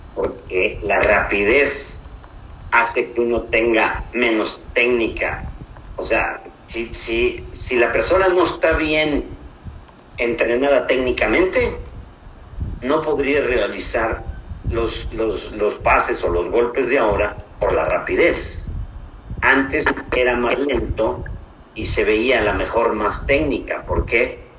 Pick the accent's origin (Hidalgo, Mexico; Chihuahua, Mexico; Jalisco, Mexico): Hidalgo, Mexico; now in Monterrey, Mexico; Llego a buscar un acta de nacimiento, que yo las tengo de Hidalgo